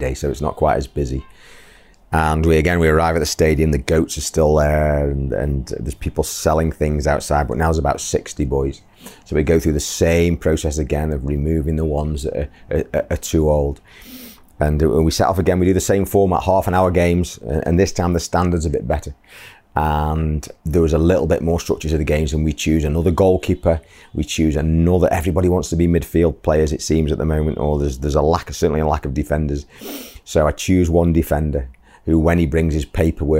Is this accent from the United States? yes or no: no; England, United Kingdom; moved away as an adult; now in Bangladesh; my hometown in the UK